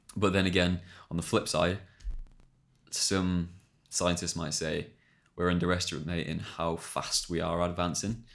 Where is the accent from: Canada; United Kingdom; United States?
United Kingdom; England; we're English